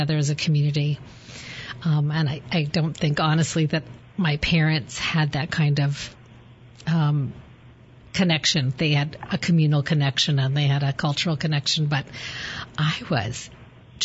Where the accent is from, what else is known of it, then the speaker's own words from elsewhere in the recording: Denver, Colorado, United States; I am a third generation native Coloradan, which in Colorado entitles you to be considered a pioneer. And I grew up in Colorado